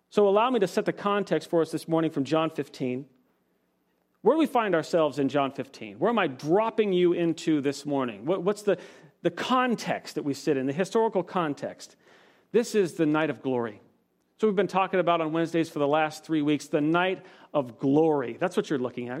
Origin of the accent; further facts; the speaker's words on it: Washington, United States; now in Palmdale, United States; My home state, Washington